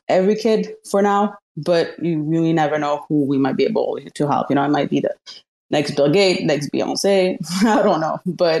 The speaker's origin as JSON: {"language": "English", "town": "Montreal", "region": "Quebec", "country": "Canada", "tie": "born or raised there", "said": "my hometown, Montreal, Canada"}